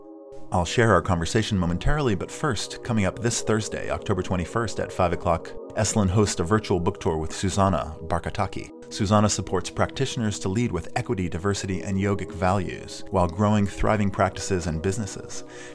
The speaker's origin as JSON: {"language": "English", "town": "Chapel Hill", "region": "North Carolina", "country": "United States", "tie": "born or raised there", "said": "I'm also from North Carolina. I grew up in Chapel Hill"}